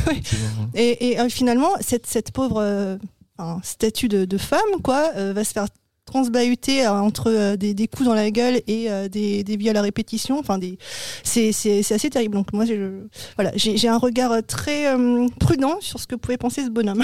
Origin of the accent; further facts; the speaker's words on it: France; chez nous en France